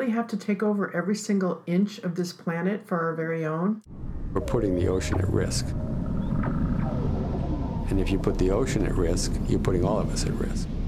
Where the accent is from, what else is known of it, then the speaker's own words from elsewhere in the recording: New York, United States; I'm from New York, so in New York City, the big thing is do you make the obits